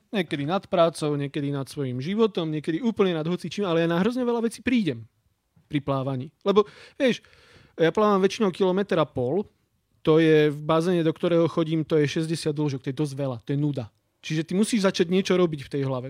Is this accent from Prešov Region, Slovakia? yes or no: yes; High Tatras, Prešov Region, Slovakia; som z Vysokých Tatier